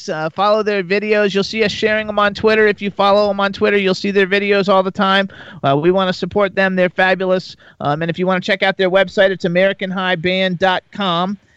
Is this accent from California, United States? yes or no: no; Florida, United States; Uh, see, I'm from Florida. …'s from Florida